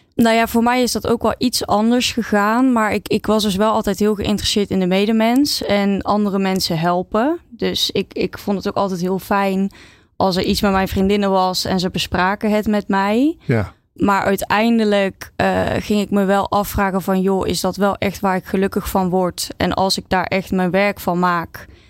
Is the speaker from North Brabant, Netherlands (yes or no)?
yes; Oosterhout, North Brabant, Netherlands; ik ben opgegroeid in uh, Oosterhout, stadje in eh, Noord-Brabant